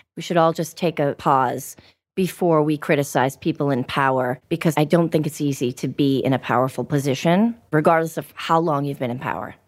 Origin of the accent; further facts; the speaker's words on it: Everett, Massachusetts, United States; I'm from a town called Everett, which was a little closer to the city